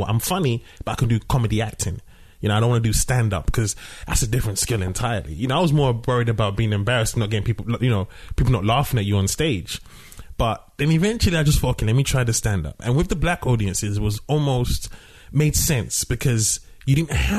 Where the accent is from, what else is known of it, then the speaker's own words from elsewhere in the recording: London, United Kingdom; I grew up in London.